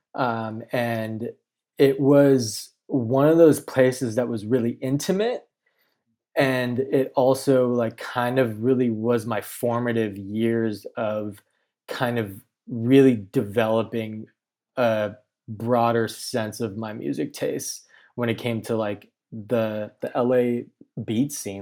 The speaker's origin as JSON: {"language": "English", "town": "Chino Hills", "region": "California", "country": "United States", "tie": "born or raised there", "said": "I grew up in Chino Hills, California, um, Inland Empire"}